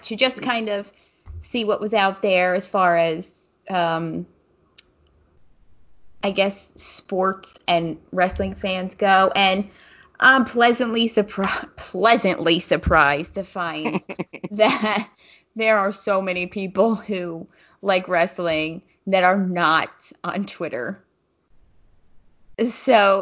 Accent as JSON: {"language": "English", "region": "New Jersey", "country": "United States", "moved": "yes", "lives_now": "South Jersey, United States", "said": "since I live down South Jersey, but I'm from North Jersey"}